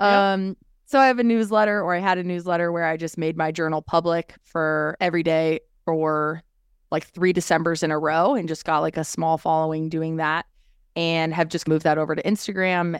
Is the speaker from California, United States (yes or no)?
yes; Orange County, California, United States; I am a girl from California, born and raised, have lived in different parts of California and love it dearly